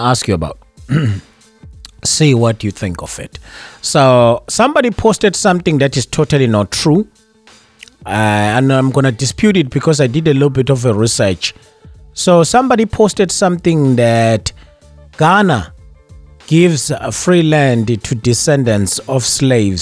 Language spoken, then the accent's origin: English; South Africa; now in Danbury, United States; me, who's born in South Africa